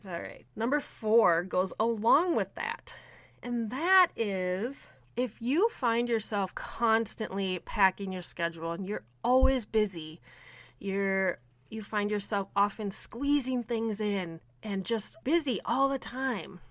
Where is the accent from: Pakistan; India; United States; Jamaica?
United States; Minnesota; I am from Minnesota